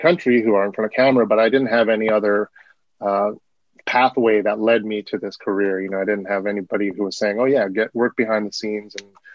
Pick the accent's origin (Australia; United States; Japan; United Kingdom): United States; Burbank, California; I grew up in Burbank, California, which is in Southern California